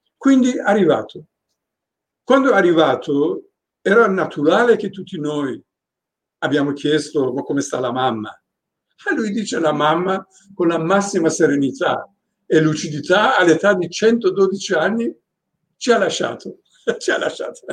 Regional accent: Tehran, Tehran Province, Iran; also born or lived in Venice; now in Italy; Io sono di Rolac

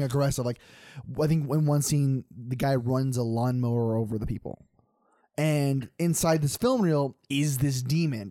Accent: Grants Pass, Oregon, United States; moved away; I grew up in Grand Pass, Oregon

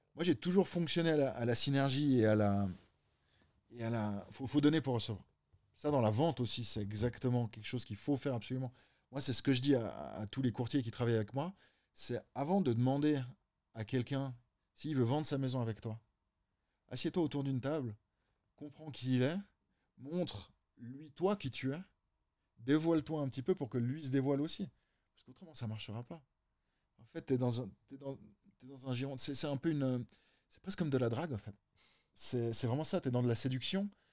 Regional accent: Geneva, Switzerland

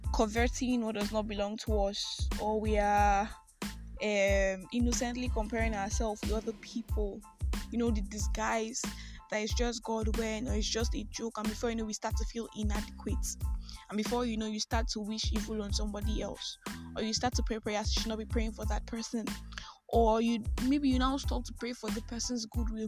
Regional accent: Nigeria; I'm a Nigerian Christian alcoholic

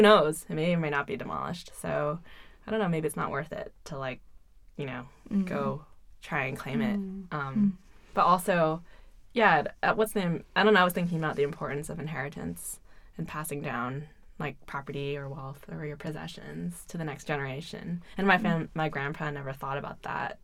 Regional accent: United States; moved away as an adult; also born or lived in Hong Kong; now in China; other people perceive me as not being very real Chinese because I grew up in the U.S.

